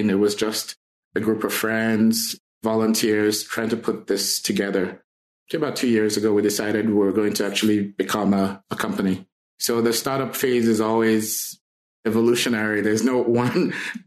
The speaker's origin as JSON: {"language": "English", "country": "Nigeria", "tie": "born or raised there", "also_born_or_lived": "Grenada / Chicago, United States", "moved": "as an adult", "lives_now": "Saskatchewan, Canada", "said": "I was born in Nigeria and moved out of Nigeria when I was in my early 20s."}